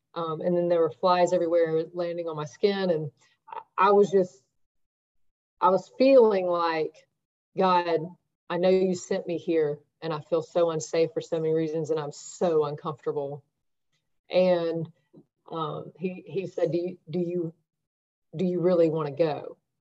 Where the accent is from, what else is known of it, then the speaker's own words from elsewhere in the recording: the South, United States; growing up in the South and in a predominantly white environment